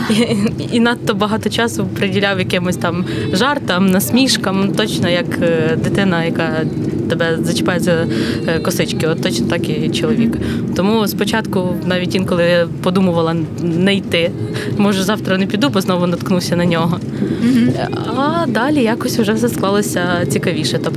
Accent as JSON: {"language": "Ukrainian", "town": "Koziatyn", "region": "Vinnytsia Oblast", "country": "Ukraine", "tie": "born or raised there", "also_born_or_lived": "Kyiv", "moved": "as an adult", "said": "Вінницька область, місто Козят."}